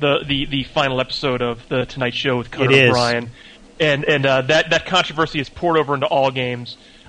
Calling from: Los Angeles, California, United States; from L.A.

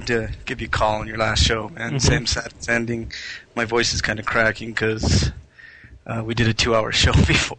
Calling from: Denver, Colorado, United States; Hey, Bobby … from Denver, Colorado.

